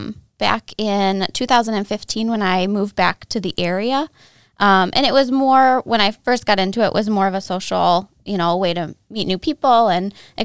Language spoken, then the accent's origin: English; Michigan, United States; So I grew up in Northern Michigan. I'm a native here, but I went away for several years for school.